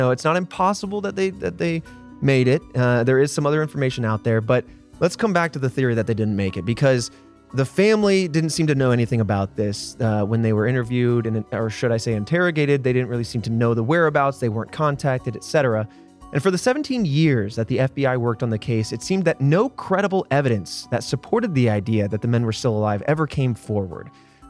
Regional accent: Indiana, United States; I grew up

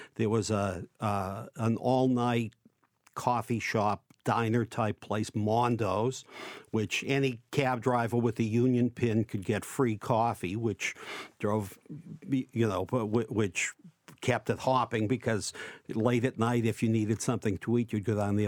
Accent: Boston, Massachusetts, United States; I grew up in Dorchester and Saint Gregory's Parish

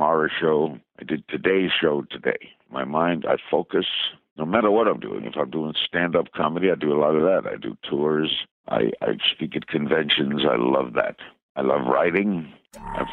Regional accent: New York City, New York, United States; I knew all the stations growing up in New York and Brooklyn

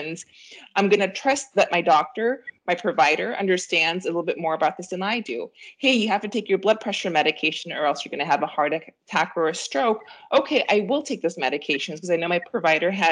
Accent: Peru; now in United States; I'm an immigrant myself, I'm from Peru.

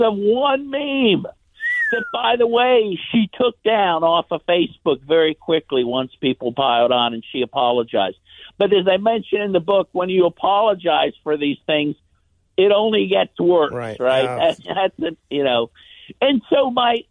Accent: Pittsburgh, Pennsylvania, United States; my hometown here in Pittsburgh

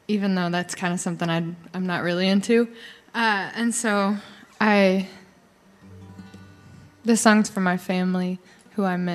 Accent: Colorado, United States; I'm from Colorado.

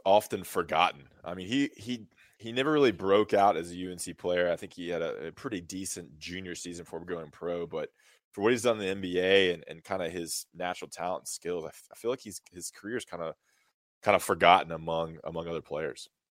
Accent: Greensboro, North Carolina, United States; a Greensboro guy from my hometown

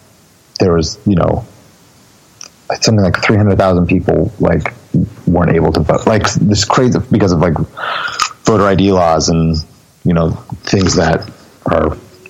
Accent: Long Beach / Orange County, California, United States; I was born in Long Beach, which is part of LA County.

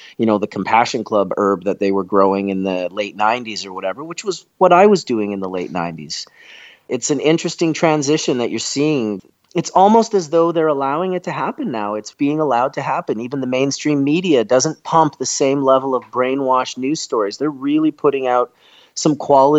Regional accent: Canada; also born or lived in Manitoba; As a Canadian

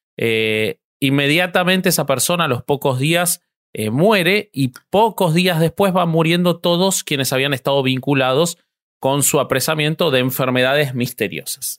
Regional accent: Argentina

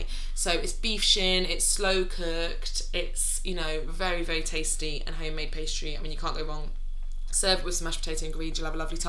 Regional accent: London, United Kingdom; born and raised in London

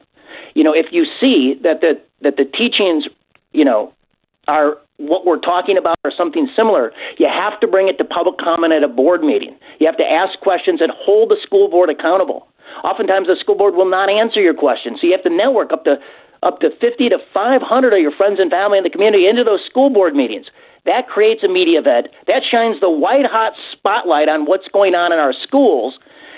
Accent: Illinois, United States; Well, Glenn, I'm from Illinois. It is the Super Bowl of corruption, as everybody understands. And in Illinois, we're used to our politicians double-dipping the public trough.

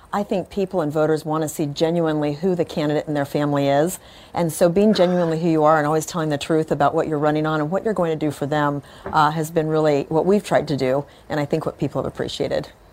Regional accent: California, United States; moved away as an adult; now in Houston, United States; I grew up in California

